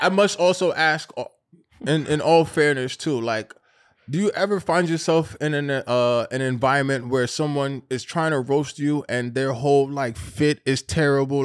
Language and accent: English; New York, United States; we're from New York